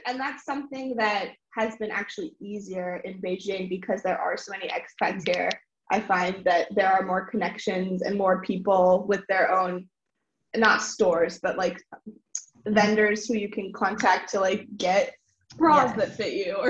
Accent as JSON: {"language": "English", "country": "United States", "said": "because I'm from Washington and Athens from Illinois."}